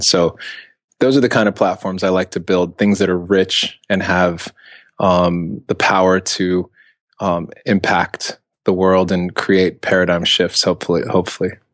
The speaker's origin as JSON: {"language": "English", "country": "Ethiopia", "said": "I'm from Ethiopia"}